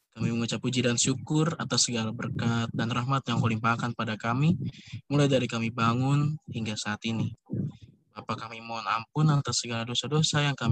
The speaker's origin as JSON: {"language": "Indonesian", "town": "Surabaya", "region": "East Java", "country": "Indonesia", "said": "saya emang orang Surabaya."}